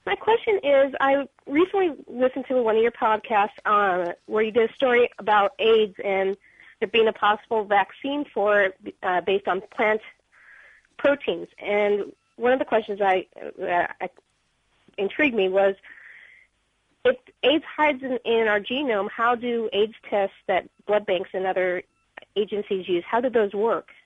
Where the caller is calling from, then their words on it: San Francisco, California, United States; I'm calling from San Francisco, California